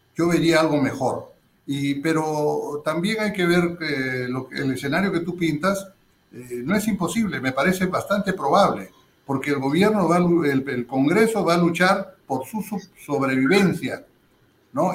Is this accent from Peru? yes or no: yes; Peru